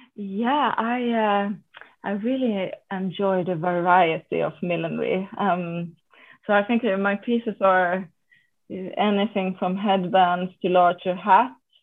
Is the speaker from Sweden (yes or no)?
yes; Sweden